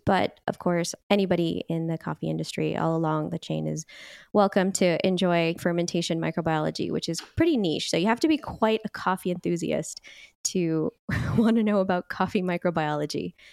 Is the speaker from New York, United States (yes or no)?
no; Bay Area, California, United States; also born or lived in Napa Valley; I grew up in the Bay Area as well